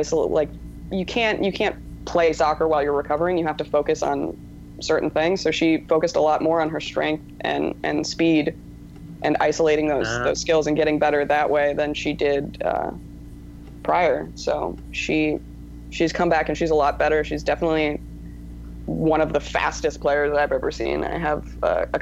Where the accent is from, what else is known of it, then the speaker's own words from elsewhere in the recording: Arizona, United States; I'm from Arizona. Yeah, I grew up there mostly